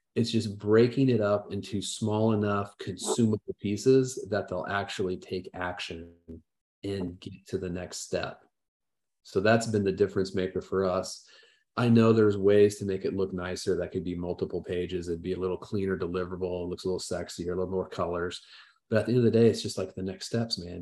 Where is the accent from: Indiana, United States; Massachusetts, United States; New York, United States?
Indiana, United States; Southern; I grew up in the Midwest and small town in Southern Indiana.